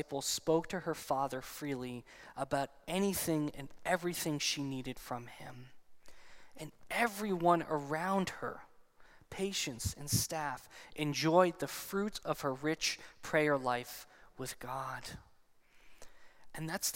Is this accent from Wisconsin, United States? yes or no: no; New Jersey, United States; I'm also still from New Jersey